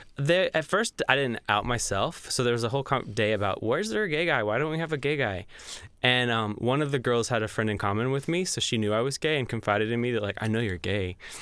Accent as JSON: {"language": "English", "region": "Georgia", "country": "United States", "also_born_or_lived": "New York / Tennessee", "moved": "yes", "lives_now": "Nashville, United States", "said": "I'm from Georgia"}